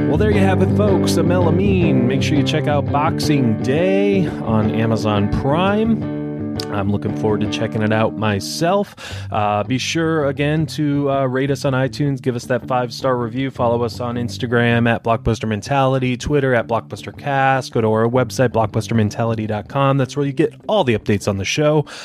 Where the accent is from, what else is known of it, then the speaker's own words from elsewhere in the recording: Detroit, Michigan, United States; moved away; I'm from Detroit originally, and it's right next to Canada